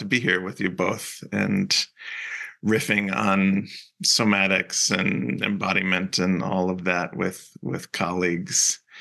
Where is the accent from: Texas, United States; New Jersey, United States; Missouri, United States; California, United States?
New Jersey, United States; also born or lived in Cape Cod, Massachusetts / Utah; now in Salt Lake City, United States; I grew up in New Jersey